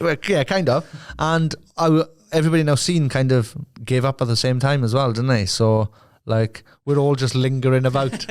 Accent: Merthyr Tydfil, Wales, United Kingdom; my hometown

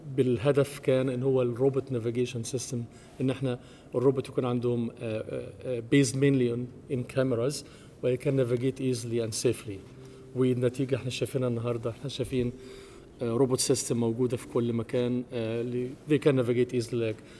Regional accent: Egypt; moved away as an adult; also born or lived in United States; now in Germany; أنا مصري ومقيم في ألمانيا وأمريكا من حوالي اعتقد 30 سنه

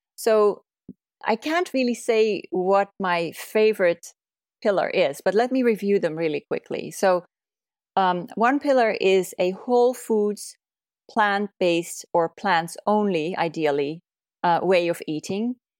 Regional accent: Netherlands; moved away as an adult; also born or lived in California, United States; now in Oregon, United States; originally, I'm from the Netherlands, where I went to medical school

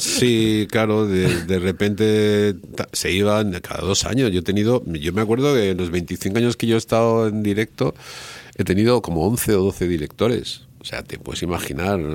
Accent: Spain; soy un periodista español

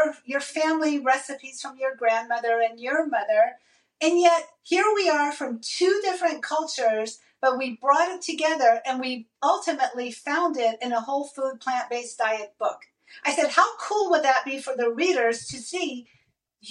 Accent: Iran; I am Middle Eastern. I'm from Iran and I love my Persian food

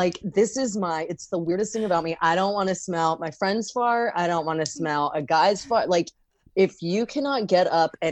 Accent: Great Falls, Virginia, United States; I grew up in Fairfax County, Virginia in Great Falls

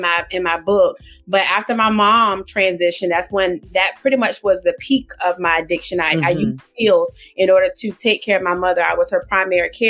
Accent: Portsmouth, Virginia, United States; now in Suffolk, United States; I am from Portsmouth, Virginia. Born and raised in Portsmouth, Virginia. I now reside in Suffolk, Virginia.

